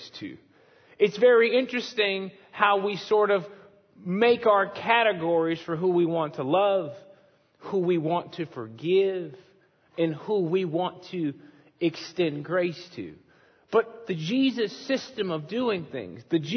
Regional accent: Chicago, Illinois, United States; moved away; I'm from Chicago

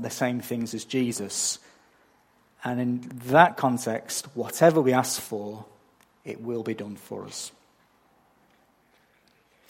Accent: England, United Kingdom; moved away as an adult; now in Australia; I'm not from round here. I'm from England. And I don't think my accent has changed much since I got here 14 years ago

